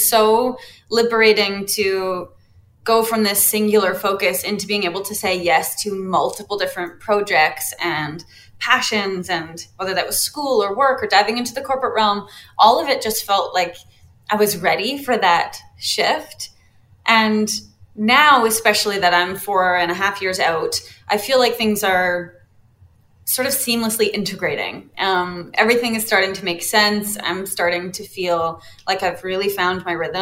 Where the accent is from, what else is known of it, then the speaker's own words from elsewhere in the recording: Canada; being Canadian